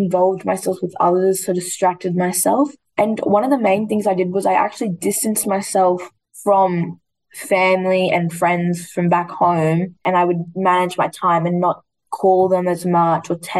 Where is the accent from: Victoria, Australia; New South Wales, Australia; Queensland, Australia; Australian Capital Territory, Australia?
New South Wales, Australia; Queanbeyan; I actually grew up my whole life in Queanbeyan, 15 minutes outside of Canberra.